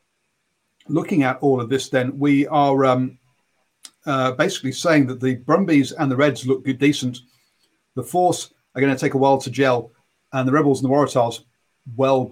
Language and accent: English; England, United Kingdom; as an Englishman